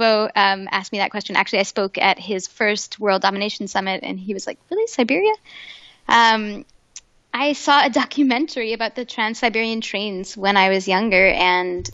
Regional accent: Canada; also born or lived in Quebec; I'm from Canada, so I went to McGill Law School

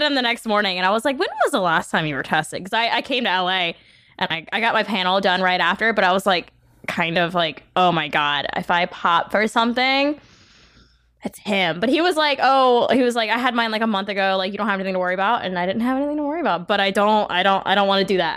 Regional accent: New Orleans area, Louisiana, United States; moved away as an adult; now in Los Angeles, United States; I didn't grow up in New Orleans proper

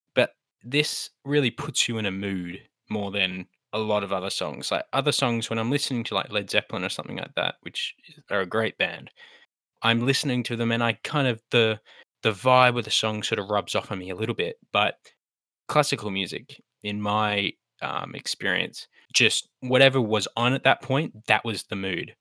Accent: Australia; as an Australian

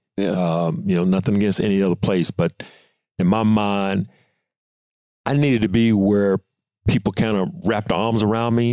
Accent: Mississippi, United States; we're both being from Mississippi

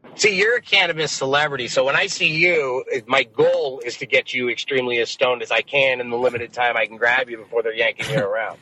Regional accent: Las Vegas, Nevada, United States; moved away as an adult; now in San Diego, United States; Las Vegas, which is my hometown

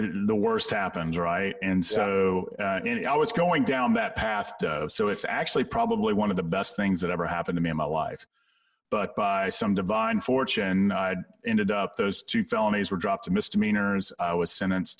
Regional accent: Atlanta, Georgia, United States; I grew up in South Atlanta in a good, hardworking blue-collar part of the world

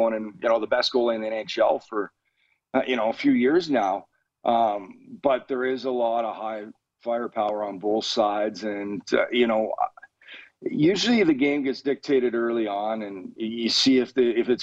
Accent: Canada; I'm Canadian

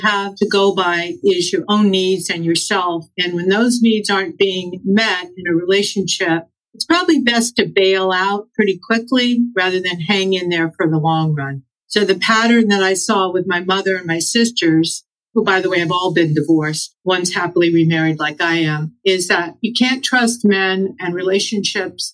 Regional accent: Los Angeles, California, United States; I'm from Los Angeles

